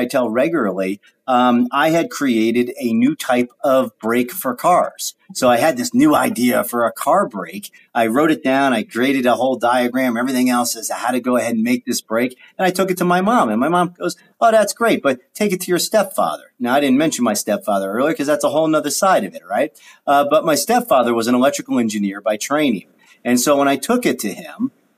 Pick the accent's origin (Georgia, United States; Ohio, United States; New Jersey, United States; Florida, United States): Ohio, United States; Fairborn; also born or lived in Dayton, Ohio; I grew up in Dayton, Ohio, Fairborn, Ohio